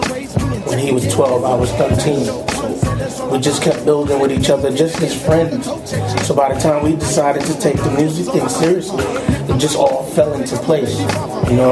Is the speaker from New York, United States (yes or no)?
yes; New York City, New York, United States; coming up in Queens, New York